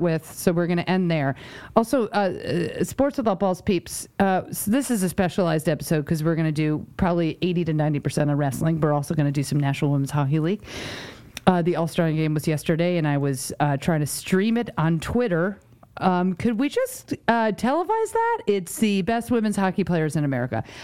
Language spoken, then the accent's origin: English; New York, United States; moved away; also born or lived in Connecticut / Rhode Island; I grew up in New York